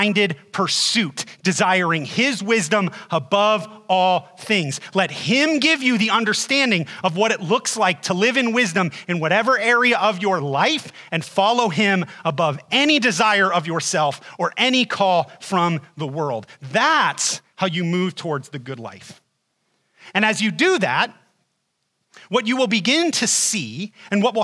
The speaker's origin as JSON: {"language": "English", "region": "Ohio", "country": "United States", "moved": "yes", "said": "I'm originally from Ohio."}